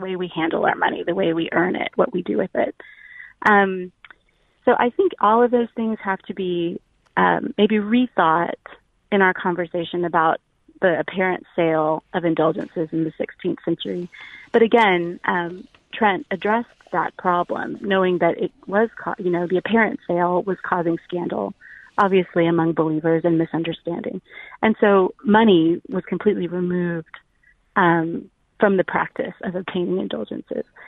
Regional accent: South Central Texas, United States; I live in South Central Texas, and so the missions, the culture of beautiful Catholic life were all around me as a child growing up

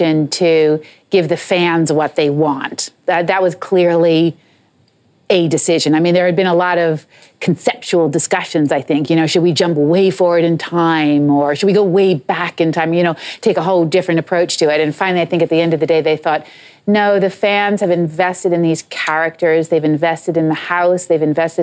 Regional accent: United States; moved away as an adult; now in England; I'm American

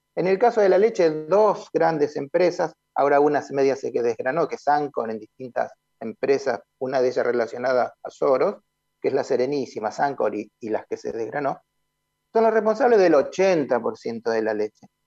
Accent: Argentina; los argentinos consumimos 6 millones de toneladas de trigo

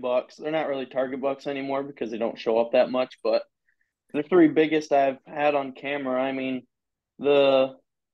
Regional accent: Michigan, United States; I'm from Michigan.

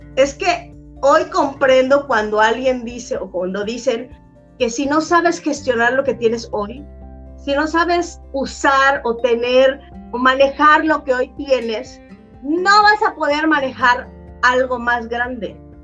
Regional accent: Mexico; yo soy mexicana, amo mi país

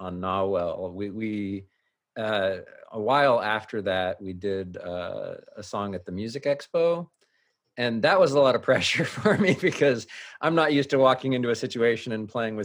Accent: Fremont, California, United States; also born or lived in Hayward, California; I grew up in Hayward and Fremont.

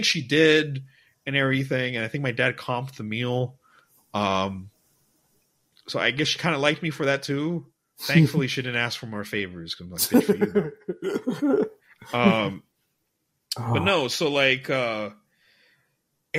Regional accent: United States; now in Dubai, United Arab Emirates; I'm half Persian, half Mexican, born in America

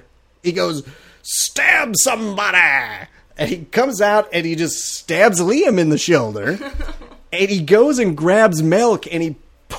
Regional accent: Wisconsin, United States; I am from Wisconsin. The place of milk.

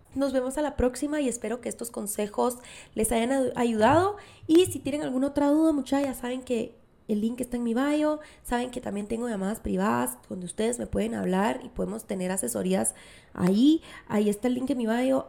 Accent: Guatemala; moved away; nuestro país, Guatemala

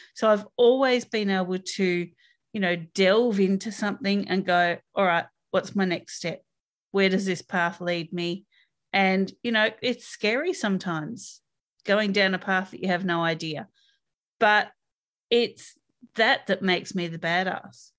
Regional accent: Australia

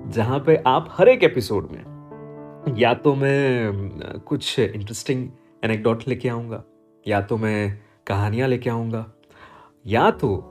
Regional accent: Ahmedabad, Gujarat, India; also born or lived in Surat; मैं अहमदाबाद में पला बड़ा हूँ

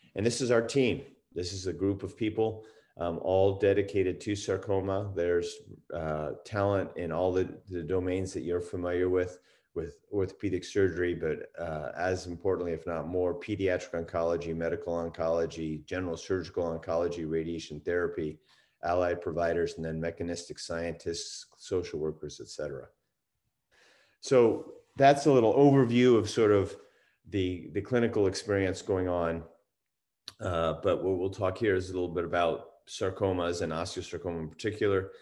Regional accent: East Coast, United States; moved away as an adult; also born or lived in Washington / Utah; now in California, United States; I grew up on the East Coast

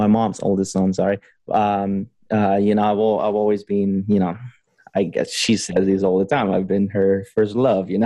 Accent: Honduras; also born or lived in Costa Rica / California; now in Davis, United States; I was born and raised in Honduras

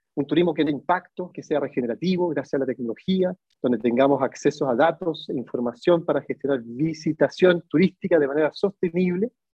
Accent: Chile; moved away as an adult; now in Barcelona, Spain; soy de Chile, pero vivo hace tres años en Barcelona.

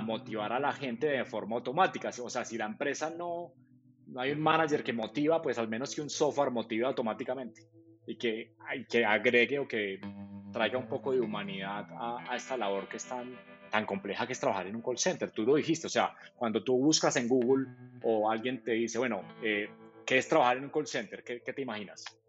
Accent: Manizales, Caldas, Colombia; yo, soy de, Manizales

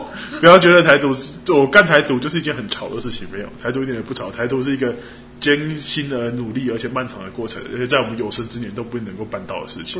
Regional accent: Taiwan; 为我们台湾人

